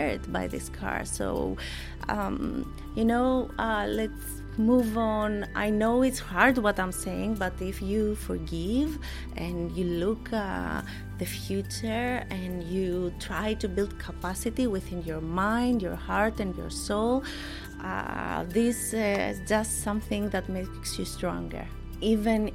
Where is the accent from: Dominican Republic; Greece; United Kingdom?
Greece; I was born in Greece and I was raised by my mother